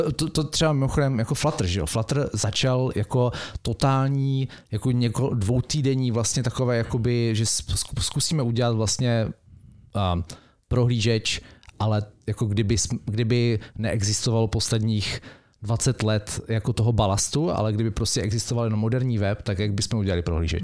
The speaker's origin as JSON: {"language": "Czech", "town": "Brno", "region": "South Moravian Region", "country": "Czechia", "also_born_or_lived": "Mountain View", "moved": "yes", "said": "já jsem z Brna"}